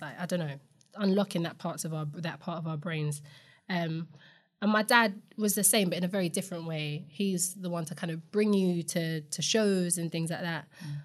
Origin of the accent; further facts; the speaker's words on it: London, United Kingdom; I grew up in Camden